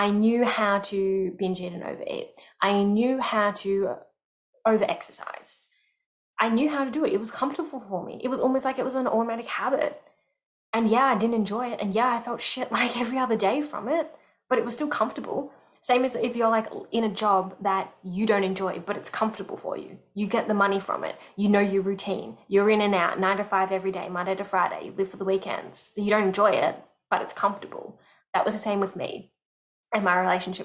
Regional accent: Melbourne, Victoria, Australia; moved away as an adult; moving out of my hometown, Melbourne

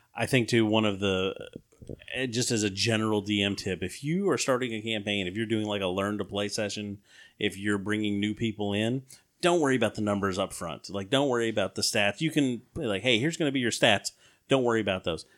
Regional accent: the South, United States; we grew up in the South

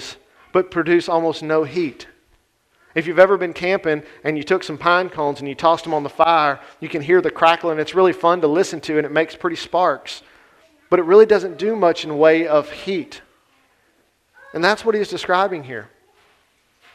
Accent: Grant Parish, Louisiana, United States; I grew up in Grant Parish

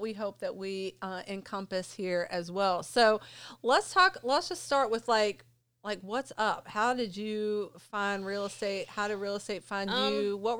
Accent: Jefferson County, West Virginia, United States; now in Berkeley County, West Virginia, United States; I grew up in Jefferson County, though. So Berkeley County was like a tough move to kind of move over here.

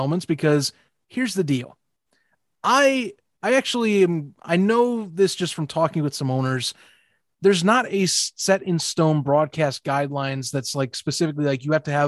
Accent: Indianapolis, Indiana, United States; I'm from Indianapolis

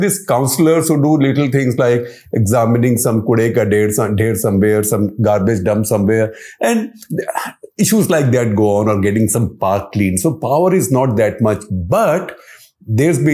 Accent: Chandigarh, India; Chandigarh, for all practical purposes, or to the extent that it can be described as such, is my hometown

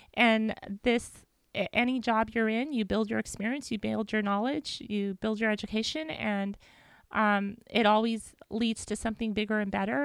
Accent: Whittier, California, United States; I grew up in Whittier went to school

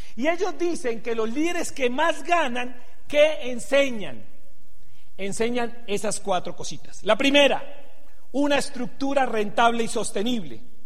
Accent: Venezuela; also born or lived in Santander, Colombia; now in Colombia; Soy venezolano, tengo cédula venezolana

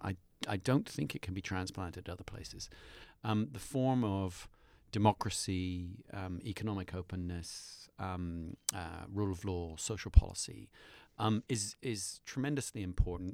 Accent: United Kingdom; moved away; I'm a British citizen expat

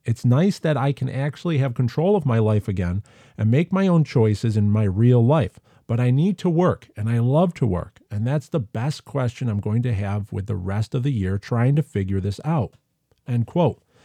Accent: United States; accent: American; in my Amerikansky accent

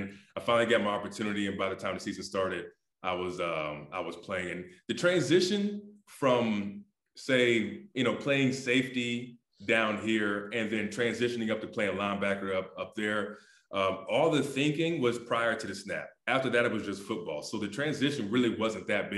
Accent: Ohio, United States; moved away as an adult; also born or lived in Winnipeg, Canada; I'm from Ohio, so I'm not from paradise by any means.

